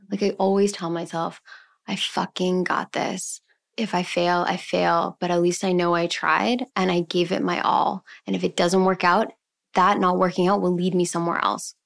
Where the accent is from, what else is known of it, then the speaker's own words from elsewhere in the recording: Montreal, Quebec, Canada; moved away as an adult; also born or lived in Vancouver; now in Toronto, Canada; I'm originally from Montreal. I moved to Vancouver when I was nineteen